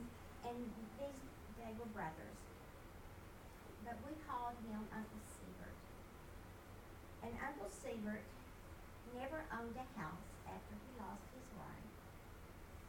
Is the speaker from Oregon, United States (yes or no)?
no; Kentucky, United States; When I was a little girl, I grew up in Kentucky